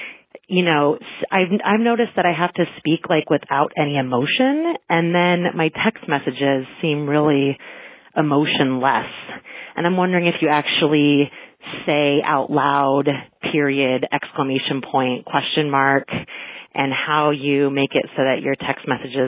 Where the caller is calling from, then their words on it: Watertown, Massachusetts, United States; I'm calling from Watertown, Massachusetts.